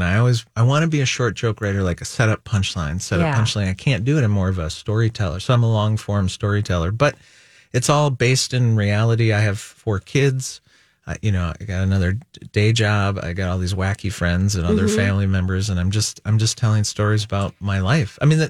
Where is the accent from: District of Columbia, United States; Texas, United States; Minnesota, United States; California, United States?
Minnesota, United States; St. Paul; And I've lived in St. Paul all my life.